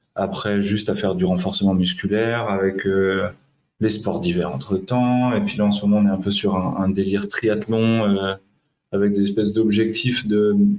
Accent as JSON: {"language": "French", "town": "Le Mans", "region": "Pays de la Loire", "country": "France", "moved": "as an adult", "lives_now": "Grenoble, France", "said": "je suis du Mans"}